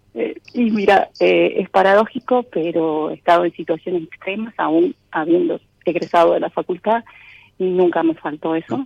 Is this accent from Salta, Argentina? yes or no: yes; Salta, Argentina; moved away as an adult; now in Buenos Aires, Argentina; Soy de Salta, nací en Salta, pero vivo en Buenos Aires hace cuatro años